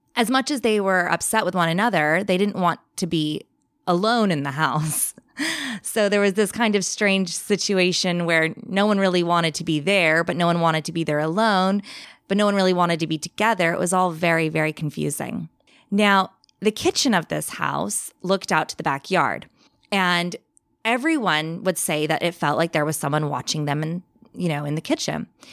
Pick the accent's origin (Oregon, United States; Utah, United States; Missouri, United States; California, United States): California, United States; Bakersfield; moved away as an adult; now in England; So I'm originally from England. I now live in England, but I grew up in California